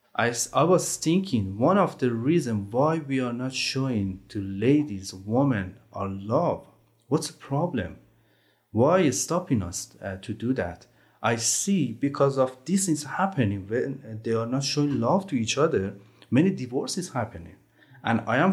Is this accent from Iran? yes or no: yes; Tehran, Tehran Province, Iran; English is a second language; moved away; Yeah, I can say I grew up in Tehran.